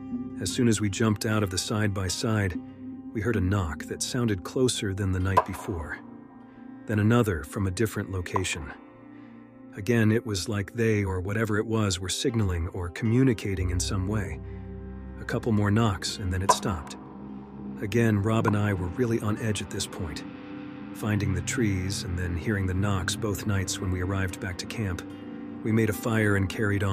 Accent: Washington, United States; We're from Washington State, it's part of our culture.

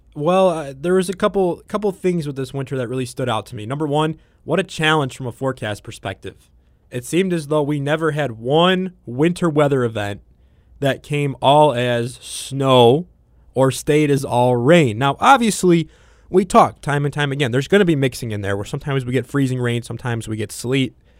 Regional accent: Midwest, United States; growing up in the Midwest.

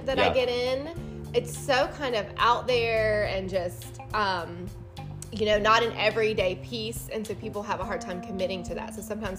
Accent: Muscle Shoals, Alabama, United States; moved away; I'm from Alabama. We wear cowboy boots there.

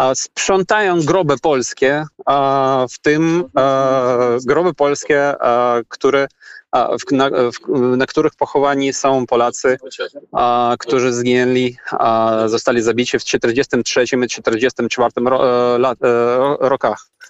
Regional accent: Ukraine; Polish is a second language; Jako Ukrainiec

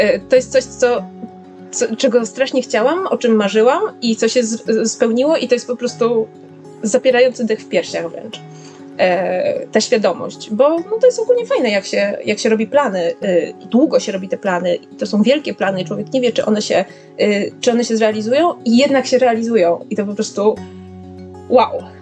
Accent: Poland; moved away as an adult; now in London, United Kingdom; jestem z Polski, że mieszkam tutaj dopiero dwa tygodnie

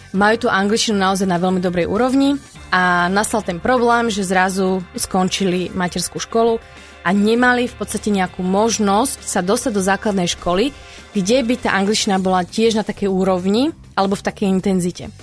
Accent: Bardejov, Prešov Region, Slovakia; now in Banská Bystrica, Slovakia; ja som pôvodne z východu z Bardieva, to je naozaj že malé mestečko

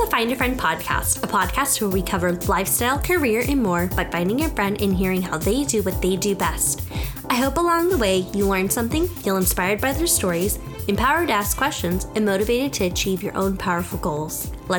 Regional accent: Katy, Texas, United States; And we both happen to grow up in Katy, Texas, which is really crazy because we didn't know each other.

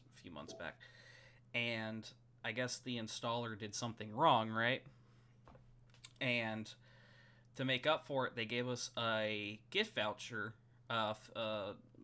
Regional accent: United States; now in Australia; I'm American

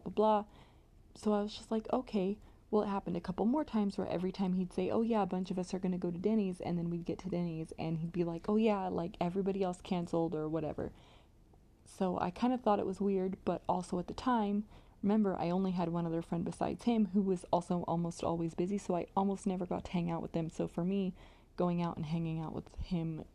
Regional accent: Modesto, California, United States; went to this place called McHenry Mansion. If you are from my hometown, you will probably be very familiar with this place.

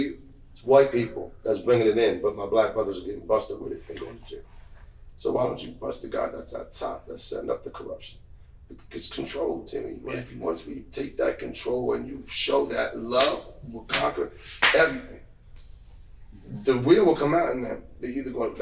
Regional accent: United States; the only white kid in all black men basketball league in Terrence growing up in Bloomsdale.

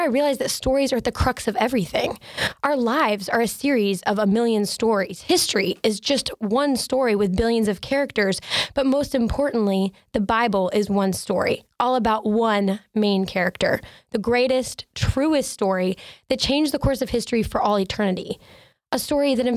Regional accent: Asheville, North Carolina, United States; I'm from Asheville, North Carolina

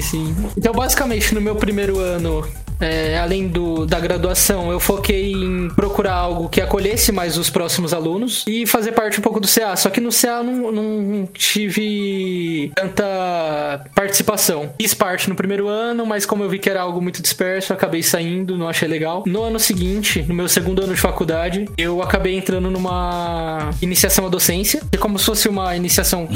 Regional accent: São Paulo, Brazil; also born or lived in Sorocaba; eu sou de São Paulo

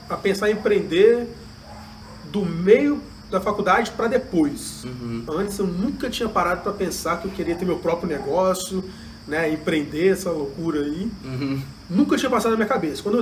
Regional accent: Juiz de Fora, Minas Gerais, Brazil; eu nasci em Juiz de Fora, sou daqui mesmo, né? Tenho um carinho muito grande pela cidade

